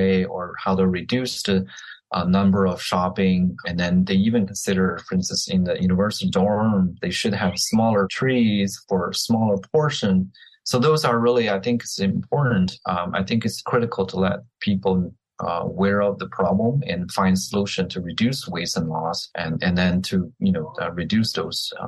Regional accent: China; now in Florida, United States; I'm growing up in China

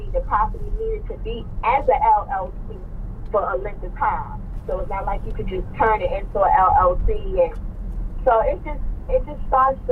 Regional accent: New York, United States; I'm from New York

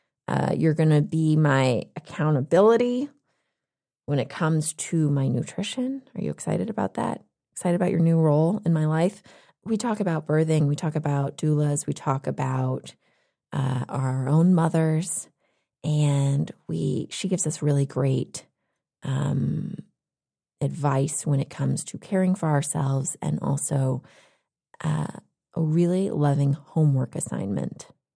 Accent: Texas, United States; also born or lived in Western Massachusetts; now in California, United States; I'm in California now, and I grew up in Texas, but when I went to school in Western Massachusetts for college

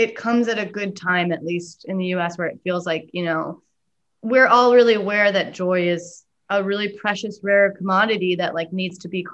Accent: Pacific Northwest, United States; growing up in the Pacific Northwest

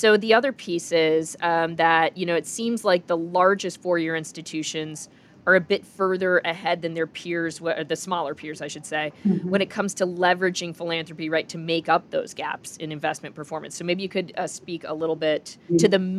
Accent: Minneapolis, Minnesota, United States; I grew up in Minneapolis.

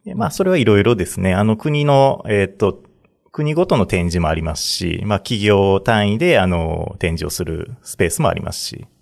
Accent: Nara, Japan; moved away as an adult; also born or lived in Tokyo; 地元がこっちなんで、あの、奈良県生まれなんで

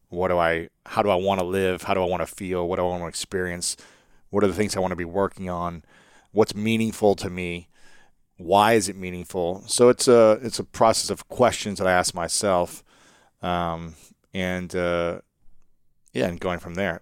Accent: Ohio, United States; I'm from America. I'm from Ohio.

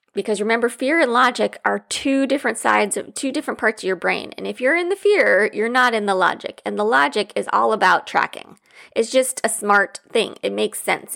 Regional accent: Midwest, United States; growing up in the Midwest

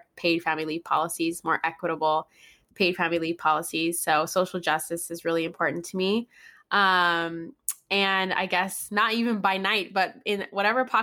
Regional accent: Guam; now in Orange County, United States; I live in Orange County now, but I'm actually from Guam. I was born and raised in Guam.

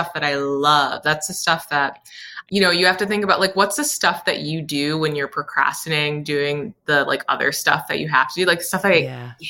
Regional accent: Saratoga Springs, New York, United States; also born or lived in Brooklyn, New York; now in Hudson Valley, United States; I grew up in Victorian homes. Saratoga, the town that I'm from, is like a Victorian era town

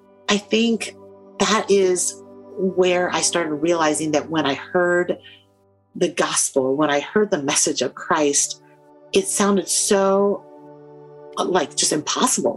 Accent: United States; as an immigrant growing up in the United States

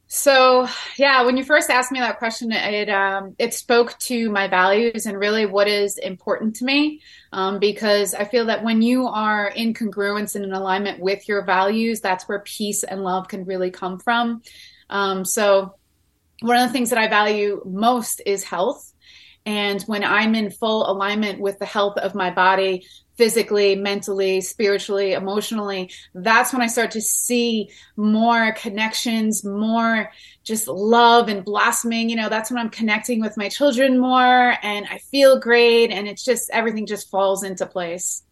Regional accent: Long Island, New York, United States; We grew up on Long Island, so I had the water around me my whole entire life.

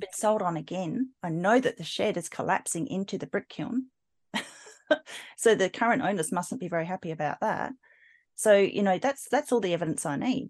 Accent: Adelaide, South Australia, Australia; I grew up in South Australia, in Adelaide

